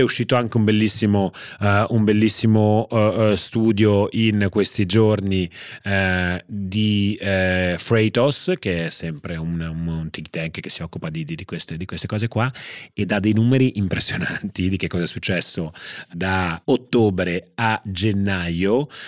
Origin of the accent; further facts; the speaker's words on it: Genoa, Liguria, Italy; sono nato a Genova